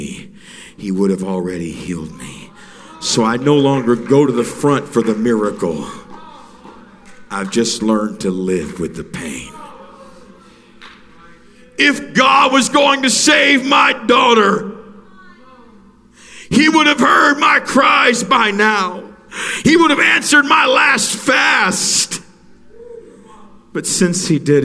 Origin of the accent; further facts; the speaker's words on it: Alaska, United States; moved away; I was raised in Alaska.